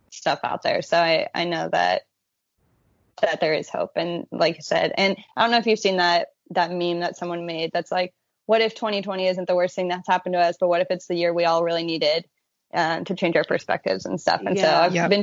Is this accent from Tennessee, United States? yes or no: no; California, United States; now in Austin, United States; I grew up in California, so being in the middle of the country is a little rough